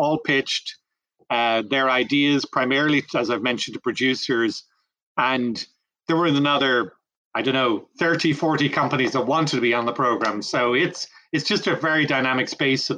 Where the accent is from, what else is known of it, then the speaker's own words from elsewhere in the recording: Ireland; moved away as an adult; also born or lived in France / Brazil; now in North Carolina, United States; Grew up in Ireland